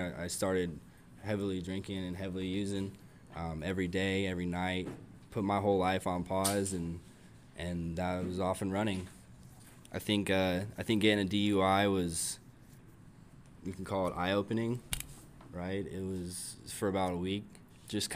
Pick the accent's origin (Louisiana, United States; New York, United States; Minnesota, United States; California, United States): California, United States; San Diego; I come from San Diego